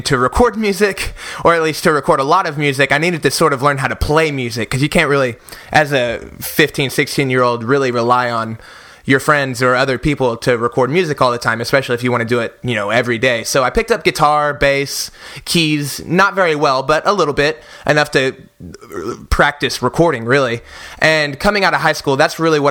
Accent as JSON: {"language": "English", "town": "Oklahoma City", "region": "Oklahoma", "country": "United States", "tie": "born or raised there", "said": "I was born and raised in Oklahoma City, Oklahoma"}